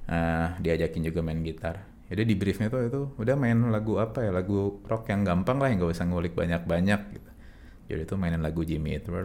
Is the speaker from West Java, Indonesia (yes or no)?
yes; Bandung, West Java, Indonesia; moved away as an adult; now in Jakarta, Indonesia; dari lahir gue di Bandung sampai kuliah gue di Bandung terus begitu lulus baru pindah ke Jakarta.